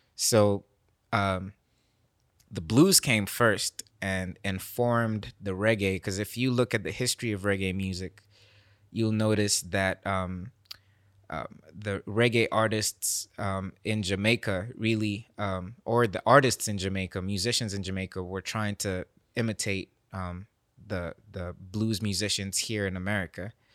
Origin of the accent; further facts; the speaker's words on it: Nairobi, Kenya; now in Memphis, United States; I'm this guy from Kenya